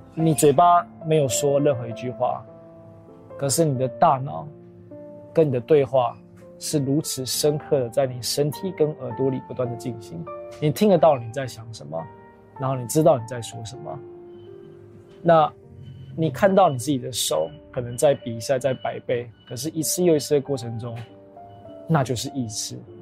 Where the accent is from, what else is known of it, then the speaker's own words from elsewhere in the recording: Taiwan; 身为台湾人